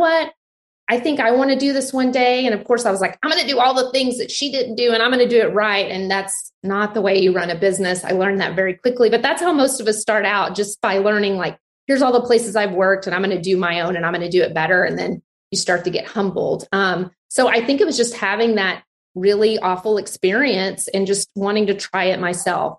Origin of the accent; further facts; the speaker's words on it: Abilene, Texas, United States; now in Austin, United States; I grew up in Abilene, Texas. I'm like a fifth generation Texan.